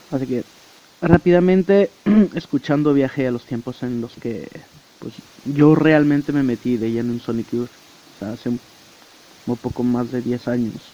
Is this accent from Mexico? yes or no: no; France; born there; yo estaba metido en un autobús viajando durante 20 horas entre la ciudad donde nací en Francia y, y Madrid